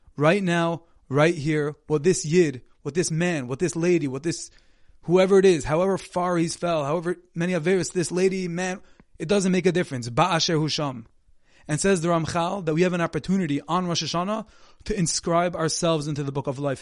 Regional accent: Monsey, New York, United States; my hometown, from Muncie, New York

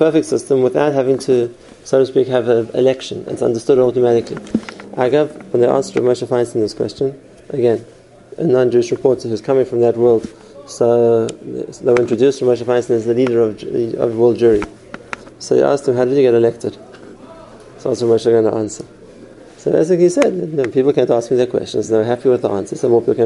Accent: South Africa; I'm from South Africa

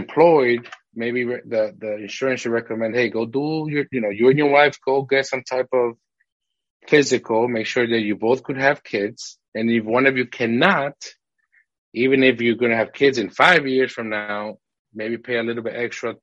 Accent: Massachusetts, United States; moved away as an adult; now in Houston, United States; the city we grew up in Massachusetts, it was a rough city

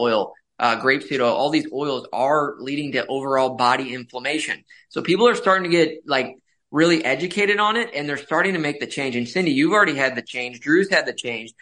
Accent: St. Louis, Missouri, United States; born and raised in St. Louis, Missouri, went to medical school in Kansas City.

